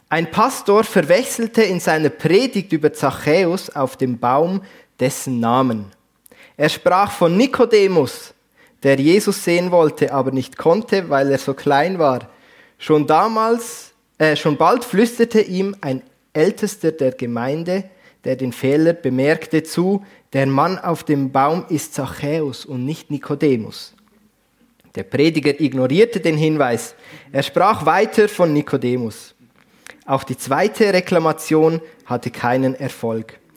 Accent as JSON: {"language": "German", "region": "Basel-Landschaft", "country": "Switzerland", "accent": "Baselbieterdeutsch", "said": "Aber ursprünglich, man hört es vielleicht, komme ich nicht hier aus dem Bernbiet, sondern aus dem Baselbiet. Baselland ähm, ist ein bisschen meine, meine Heimat."}